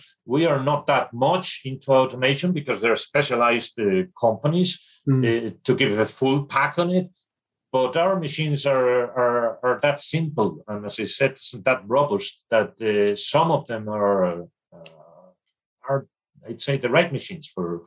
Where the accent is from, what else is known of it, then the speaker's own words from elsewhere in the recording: Spain; I am from Spain. I was educated in Spain